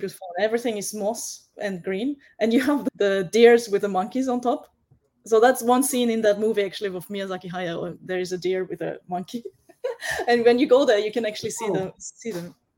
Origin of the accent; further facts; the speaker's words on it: Vienna, Austria; now in Japan; I grew up in Vienna and I went to local school.